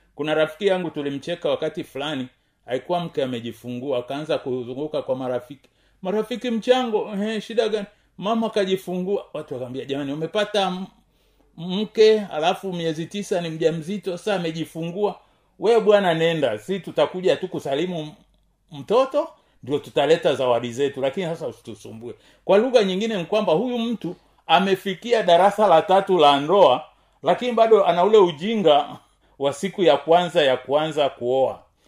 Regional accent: Tanzania; kama mtanzania

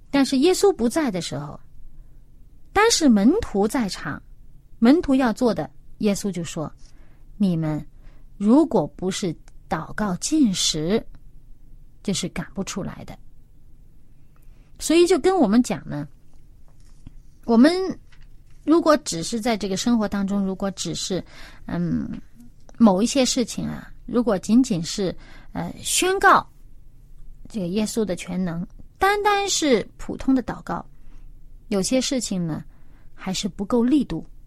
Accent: China; 我们中国人

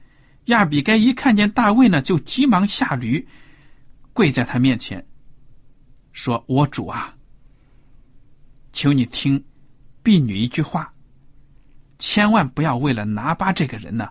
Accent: China; 就好像我们中国人有的说什么狗蛋呐、狗蛋儿啊这种名字

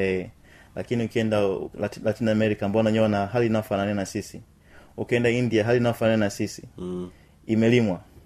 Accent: Tanzania; watanzania wenzetu

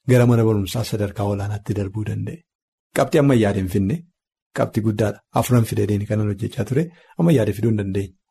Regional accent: Wollega, Oromia, Ethiopia; Ani Wallaggaa irraati

